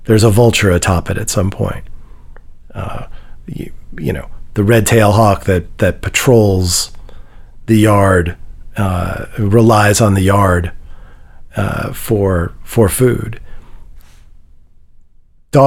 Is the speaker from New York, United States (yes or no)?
yes; New York City, New York, United States; also born or lived in Midwest / West Coast; now in Nashville, United States; I grew up in Manhattan